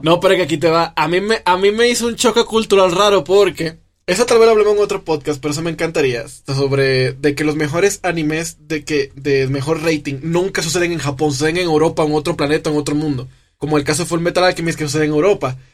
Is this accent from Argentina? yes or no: no; Dominican Republic; now in Mexico; yo como soy de República Dominicana, llego a México